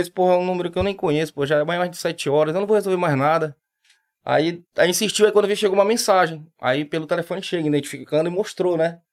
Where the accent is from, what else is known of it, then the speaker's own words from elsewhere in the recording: Pará, Brazil; moved away as an adult; now in Recife, Brazil; Sou, sou paraense, tô aqui já Vão fazer 18 anos